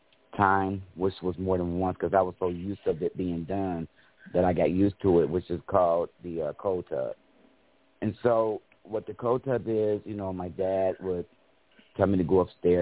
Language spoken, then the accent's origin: English; Cincinnati, Ohio, United States; now in Fairfield, United States; I am originally from Cincinnati, Ohio, but now living in Fairfield, Ohio